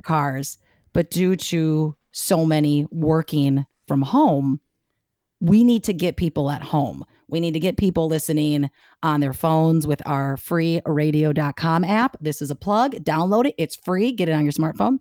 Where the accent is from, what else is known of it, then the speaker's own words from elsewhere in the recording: Milwaukee, Wisconsin, United States; I grew up in Bayview, right there off of K K in Oklahoma.